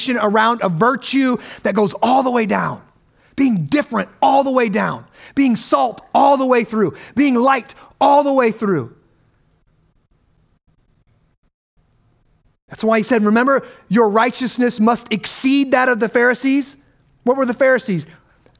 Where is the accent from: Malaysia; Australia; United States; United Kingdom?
United States; we grew up in America